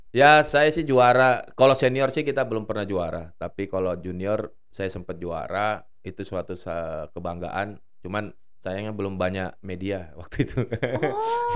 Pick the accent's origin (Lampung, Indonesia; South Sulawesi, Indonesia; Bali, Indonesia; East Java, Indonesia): South Sulawesi, Indonesia; Makassar; moved away; kalau di daerah di kampung mm. halaman saya itu di Makassar, eh, anak-anak eh, anak -anak kecil tuh memang sukanya bermain bola di jalanan